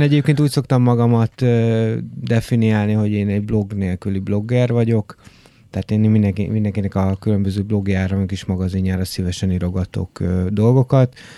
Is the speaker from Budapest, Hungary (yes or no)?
no; Debrecen, Hajdú-Bihar, Hungary; moved away; én Debrecenből érkeztem, ö, ugye nagyjából 90-es évek elején ö, voltam ilyen kis kamasz